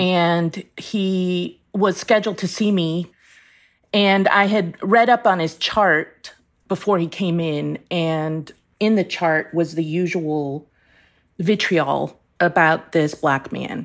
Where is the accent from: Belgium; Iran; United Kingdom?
Iran; moved away; I was born in Iran